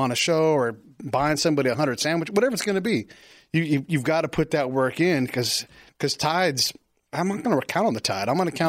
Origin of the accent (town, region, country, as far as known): California, United States; also born or lived in Florida / Illinois